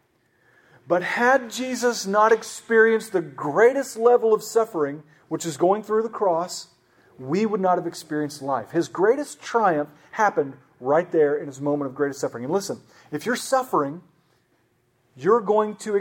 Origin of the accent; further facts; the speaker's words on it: Oklahoma, United States; I grew up in Oklahoma